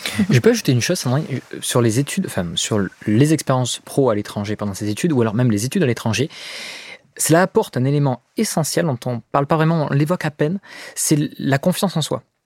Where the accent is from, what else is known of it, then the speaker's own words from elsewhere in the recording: France; on est français, on a la chance d'être français.